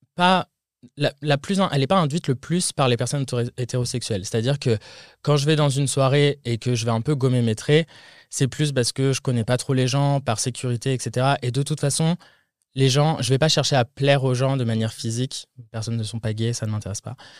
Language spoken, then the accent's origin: French; France; moved away as an adult; now in United States; en tant que Français